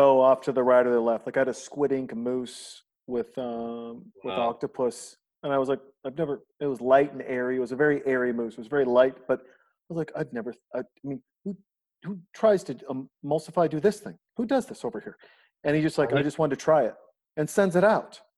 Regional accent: Montana, United States; moved away as an adult; now in Austin, United States; I'm a kid from Montana

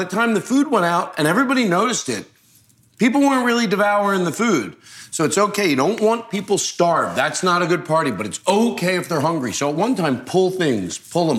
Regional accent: Long Beach, California, United States; Long Beach. I'm from Long Beach.

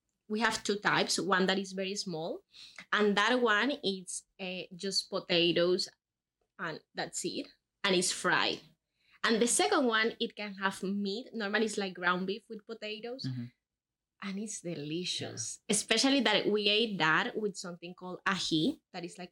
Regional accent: Caribbean coast, Colombia; English is a second language; moved away as an adult; also born or lived in Medellin, Colombia / Malta / Miami; now in Kingston, Canada; was born in Medellin, but I grew up in the coast of Colombia

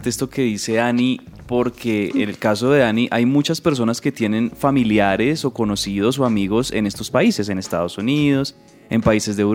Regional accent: Colombia; Yo también hubiera querido, si no hubiese nacido en Colombia, que también amo mucho y amo Bogotá, pero si no hubiese nacido en Colombia, quisiera haber nacido en Buenos Aires, Argentina.

